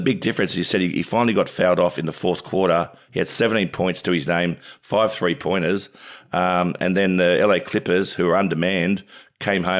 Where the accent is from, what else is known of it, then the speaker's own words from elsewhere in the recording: New South Wales, Australia; I'm from New South Wales.